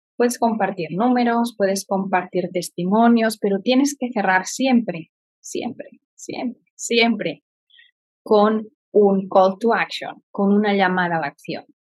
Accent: Barcelona, Catalonia, Spain; moved away as an adult; also born or lived in Florida; now in Indianapolis, United States; nací en Barcelona y vine a vivir a Estados Unidos y que he vivido en diferentes estados

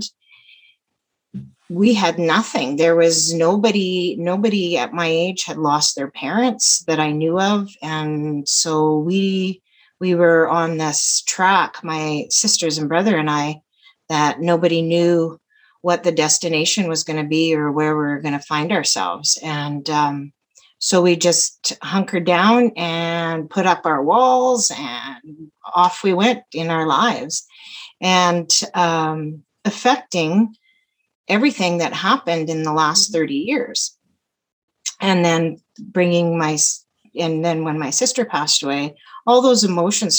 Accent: Calgary, Alberta, Canada; I'm from Calgary

